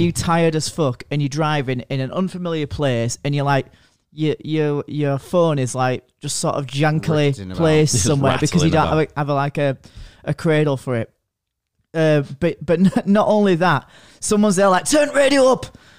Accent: United States; I'm American.

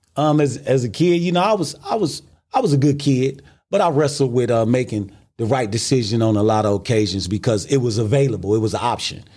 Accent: Milwaukee, Wisconsin, United States; I'm from Milwaukee, Wisconsin

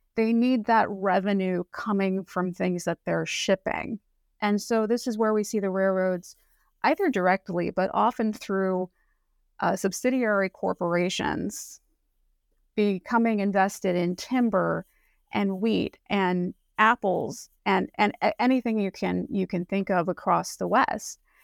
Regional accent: Northern Mariana Islands; moved away; also born or lived in Pacific Northwest; I grew up in Saipan, which is a little island out in the Pacific near Guam

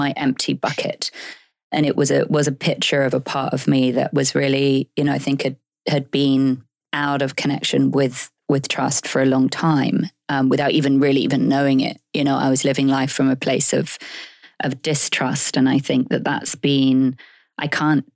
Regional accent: United Kingdom

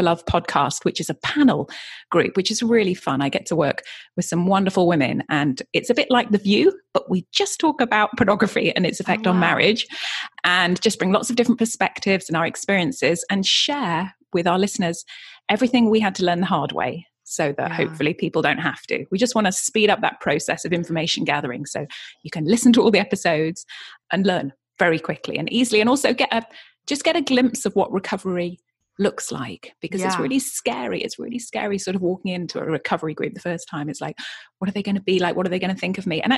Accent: Yorkshire and the Humber, United Kingdom; also born or lived in Brighton; now in California, United States; I grew up in Yorkshire in the UK and then moved down to Brighton.

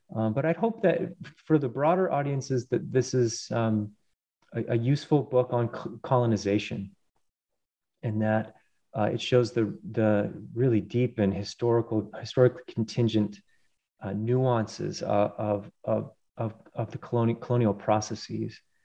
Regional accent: Colorado, United States; I grew up in uh, mainly in Colorado uh, on the plains and then spending lots of time in the Rockies

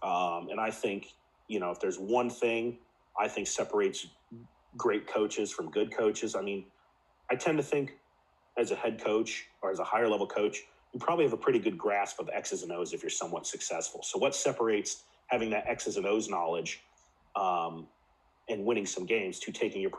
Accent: Midwest, United States; also born or lived in West Coast, United States / Spain; You know, growing up in the Midwest, as you can relate to, the Midwest is a unique place in and of itself. Spent time on the West Coast. I live on the East Coast now. Lived for 3 years in Spain on a Navy base.

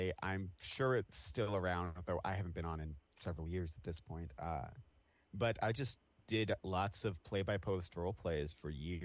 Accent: Atchison, Kansas, United States; I grew up in a small town in Kansas. Oh, it's called Atchison

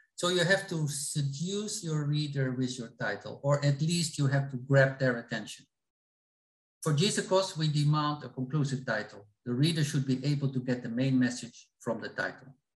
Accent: Netherlands; I'm from the Netherlands

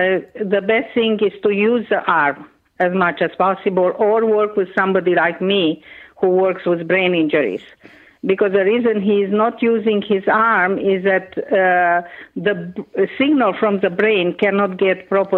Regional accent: Romania; first language Hungarian; English is a second language; So, and my first language actually is Hungarian. I learned Romanian when I was 5.

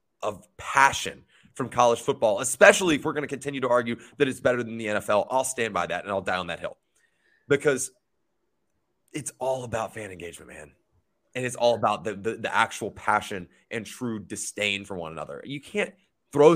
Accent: Georgia, United States; Growing up in Georgia

